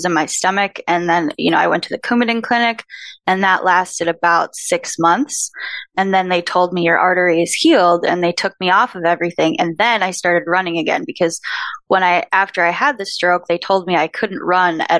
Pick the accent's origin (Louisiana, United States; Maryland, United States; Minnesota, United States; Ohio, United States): Minnesota, United States; moved away; also born or lived in San Diego; I'm from Minnesota